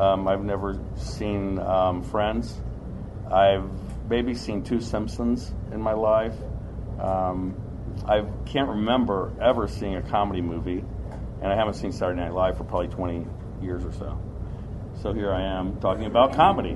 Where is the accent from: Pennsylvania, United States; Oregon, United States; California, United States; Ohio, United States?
Ohio, United States; also born or lived in Hazard, Kentucky; I grew up in Ohio, but I was born in Hazard okay. and uh, spent a lot of my time going back to Hazard.